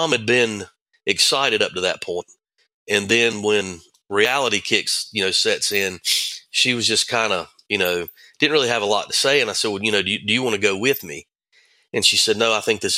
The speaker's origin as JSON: {"language": "English", "town": "Thomasville", "region": "North Carolina", "country": "United States", "tie": "born or raised there", "said": "I grew up in Thomasville"}